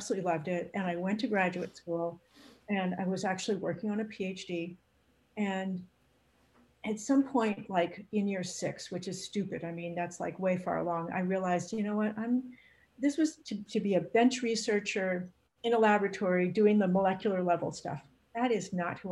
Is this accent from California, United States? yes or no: yes; San Fernando Valley, California, United States; also born or lived in North Carolina; I grew up in the San Fernando Valley